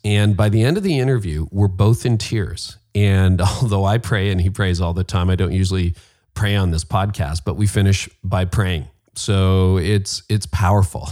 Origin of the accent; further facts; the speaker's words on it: Canada; I'm Canadian